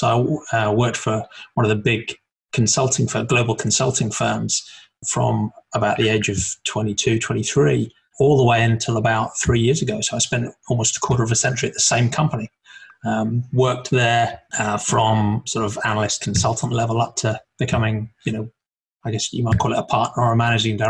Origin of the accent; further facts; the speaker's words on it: Norfolk, East of England, United Kingdom; moved away as an adult; also born or lived in Birmingham; now in London, United Kingdom; I grew up in England and the east of England, in a place called Norfolk